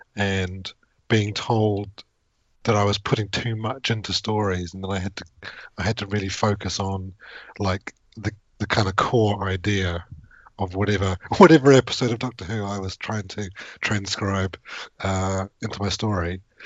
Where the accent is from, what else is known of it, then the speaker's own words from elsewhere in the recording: New Zealand; moved away as an adult; now in United Kingdom; I grew up in New Zealand